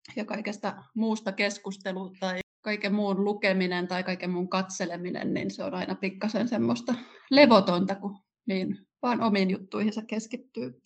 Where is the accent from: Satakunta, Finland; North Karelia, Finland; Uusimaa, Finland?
Uusimaa, Finland; Kerava; Mä oon syntynyt 79 ja asunut Keravalla nuoruutteni